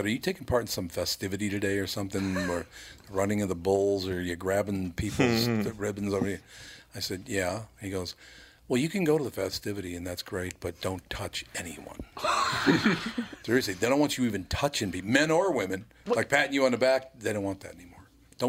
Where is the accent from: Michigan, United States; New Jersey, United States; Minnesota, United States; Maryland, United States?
Minnesota, United States; Minneapolis; When I grew up in North Minneapolis, the Jewish families were funny as hell.